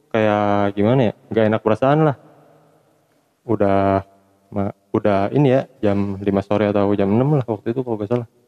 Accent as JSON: {"language": "Indonesian", "town": "Sukabumi", "region": "West Java", "country": "Indonesia", "lives_now": "Cianjur, Indonesia", "said": "sekarang tinggal di Cianjur tapi gue asli orang Sukabumi"}